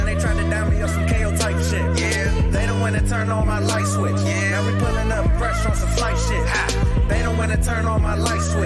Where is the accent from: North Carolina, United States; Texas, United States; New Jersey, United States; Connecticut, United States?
North Carolina, United States; we're both from North Carolina